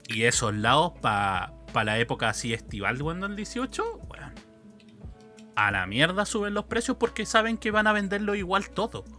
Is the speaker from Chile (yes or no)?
yes; central Chile, Chile; accent: central Chilean; los centrales